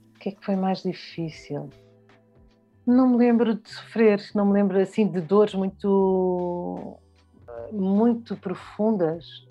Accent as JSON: {"language": "Portuguese", "region": "Lisbon", "country": "Portugal", "tie": "born or raised there", "also_born_or_lived": "Bié, Angola", "said": "E, e eu cresci em Lisboa, cresci na rua da, na rua da Boa Vista, Uh, cresci em Lisboa"}